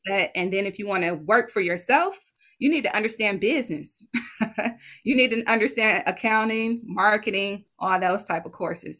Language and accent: English; Detroit, Michigan, United States; my hometown detroit michigan